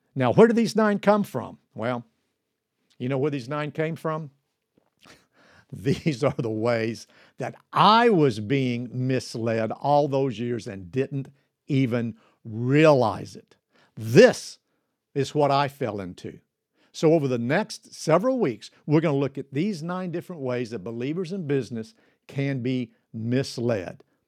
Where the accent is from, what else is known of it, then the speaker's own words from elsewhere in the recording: Kentucky, United States; a shoeshine boy in a barber shop in my hometown in Kentucky